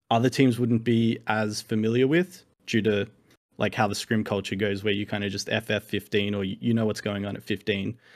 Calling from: Sydney, New South Wales, Australia; Hello, from Sydney, Australia.

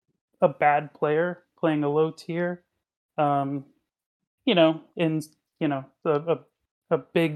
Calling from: upstate New York, United States; Calling in from upstate New York.

